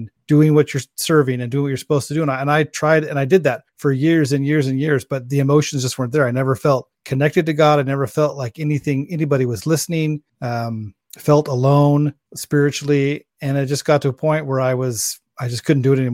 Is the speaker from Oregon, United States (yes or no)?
yes; Oregon, United States; I grew up in Oregon